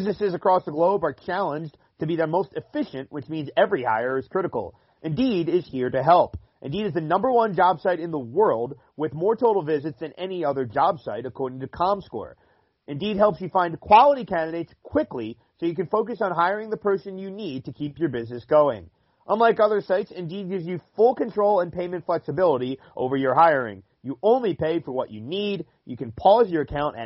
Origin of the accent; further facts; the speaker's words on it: Cherry Hill, New Jersey, United States; moved away as an adult; now in Minnesota, United States; heading back to my hometown of Cherry Hill and flying into Philly on Wednesday morning from here in Minnesota where I work